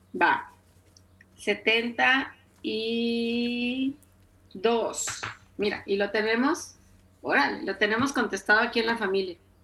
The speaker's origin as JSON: {"language": "Spanish", "country": "Mexico", "said": "en mi tierra, en mi ciudad se llama trolelote, en México se llama esquite"}